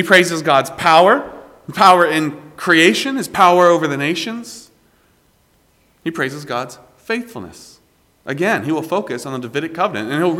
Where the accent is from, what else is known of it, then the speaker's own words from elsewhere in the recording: South Carolina, United States; I am proud to be from South Carolina. And you all know very well that I'm from South Carolina